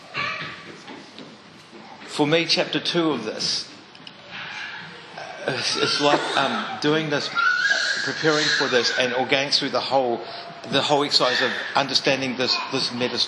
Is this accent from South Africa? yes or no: no; Mount Maunganui, Bay of Plenty, New Zealand; I grew up in Mount Maunganui